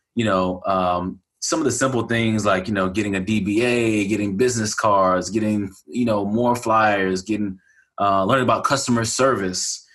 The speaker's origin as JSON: {"language": "English", "town": "Galveston", "region": "Texas", "country": "United States", "tie": "born or raised there", "said": "my hometown is Galveston, Texas, and I grew up there"}